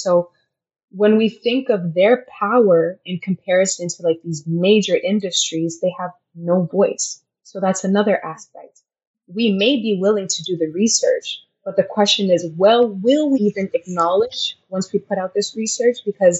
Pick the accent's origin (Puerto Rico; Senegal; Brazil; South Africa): Senegal; In my middle school years, I was sort of raised there.